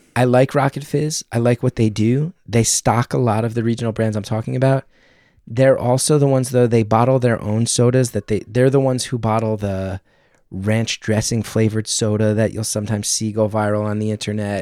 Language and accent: English; New Jersey, United States; also born or lived in New York; I grew up in New Jersey